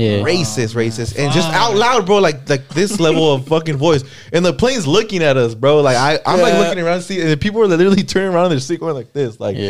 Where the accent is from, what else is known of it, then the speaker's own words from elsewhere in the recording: Inland Empire, California, United States; I'm from the Inland Empire.